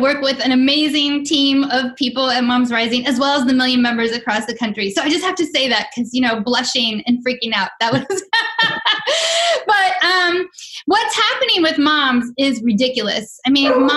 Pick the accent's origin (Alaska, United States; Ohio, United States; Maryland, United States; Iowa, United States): Maryland, United States; just outside D.C.; also born or lived in Chicago, Illinois; I was born in Chicago. I went to elementary, middle school, and high school just outside of D.C. on the Maryland side